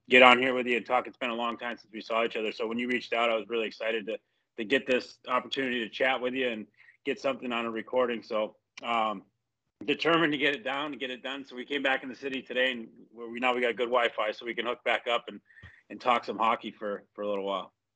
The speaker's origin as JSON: {"language": "English", "town": "Fulton", "region": "New York", "country": "United States", "tie": "born or raised there", "said": "I grew up in Fulton"}